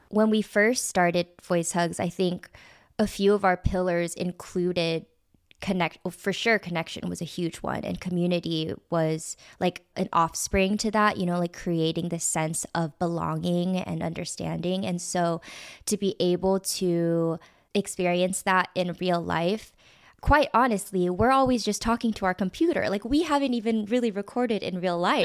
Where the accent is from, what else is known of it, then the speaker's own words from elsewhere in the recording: Southern California, United States; I was born in Southern California, and I actually grew up in a predominantly Caucasian neighborhood